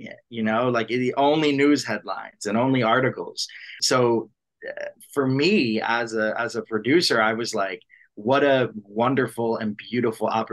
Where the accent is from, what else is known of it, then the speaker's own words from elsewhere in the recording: Long Island, New York, United States; I'm from New York, born and raised in New York, just outside on Long Island